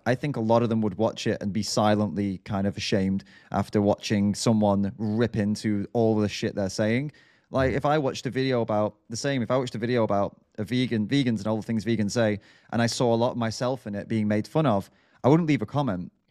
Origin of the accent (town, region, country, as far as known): United Kingdom